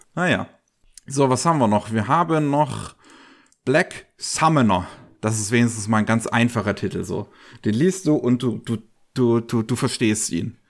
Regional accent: Germany; bei uns in Deutschland

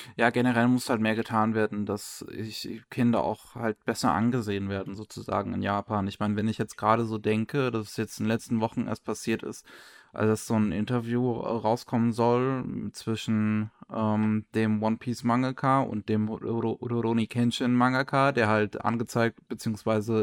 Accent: Germany; bei uns in Deutschland

